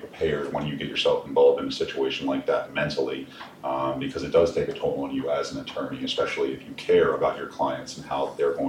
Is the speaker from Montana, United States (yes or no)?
no; Glen Burnie, Maryland, United States; I'm a local guy. You know, I'm from around the area. I'm from Glen Burnie. I still live in the Glen Burnie area.